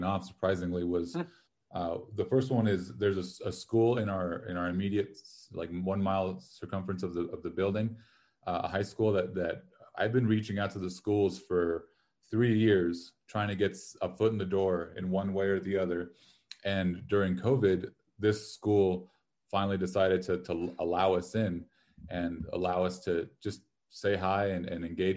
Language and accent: English; Los Lunas, New Mexico, United States; moved away as an adult; now in Albuquerque, United States; I grew up in Los Lunas, which is south of here